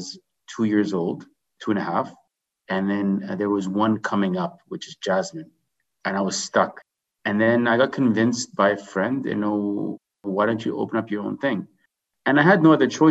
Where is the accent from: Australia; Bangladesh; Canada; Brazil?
Canada; Vancouver, British Columbia; also born or lived in Jordan / Dubai; moved to Canada back in 1987